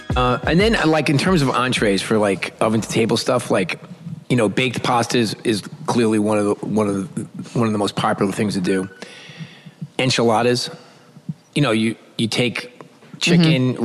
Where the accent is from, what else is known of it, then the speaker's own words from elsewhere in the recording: New York City, New York, United States; I'm from New York City